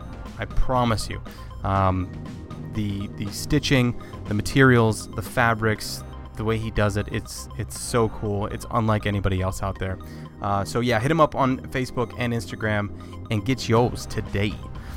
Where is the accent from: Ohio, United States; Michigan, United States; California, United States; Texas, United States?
Ohio, United States; also born or lived in North Carolina / Seattle; I was born in North Carolina. My family, I was born on a military base down there. And then family moved to Ohio. I was here for a while. And then I moved to Seattle and lived there for about a year.